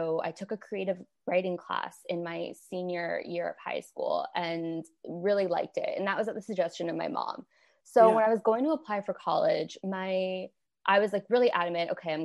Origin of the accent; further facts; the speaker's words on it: Windsor, Ontario, Canada; moved away; So I'm originally from Canada. I grew up in a city called Windsor, Ontario, and it's on the border with Detroit.